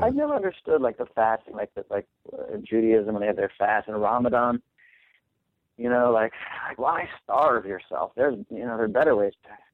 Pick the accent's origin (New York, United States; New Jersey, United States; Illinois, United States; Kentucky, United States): New York, United States; New York City; I grew up in New York City, and I was one of the only three non-Jewish people at my high school